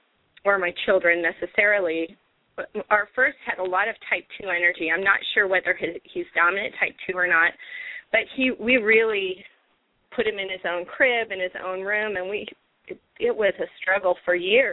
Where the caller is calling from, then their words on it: Utah, United States; I'm calling from Utah.